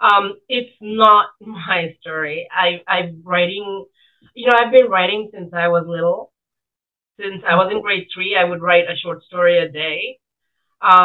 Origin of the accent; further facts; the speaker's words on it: Fiji; now in Canada; in 1970s, and I grew up in Fiji at that time.